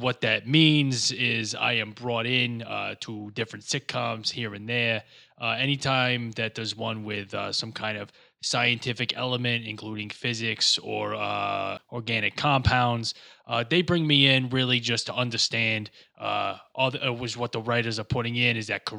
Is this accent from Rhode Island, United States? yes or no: yes; Warwick, Rhode Island, United States; Despite the fact that I am from Warwick, Rhode Island, I do like to make it appear like I'm from the Midwest.